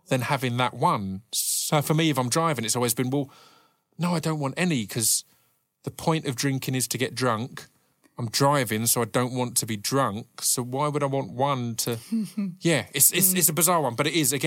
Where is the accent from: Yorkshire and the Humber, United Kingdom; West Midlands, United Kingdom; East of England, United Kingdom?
East of England, United Kingdom; Essex; growing up in Essex